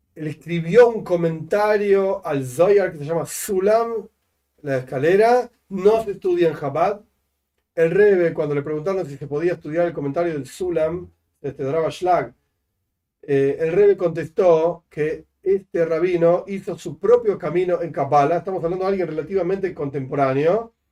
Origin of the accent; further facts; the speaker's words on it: Argentina; also born or lived in La Plata; yo soy argentino y vivo acá y voto en octubre junto con todos los argentinos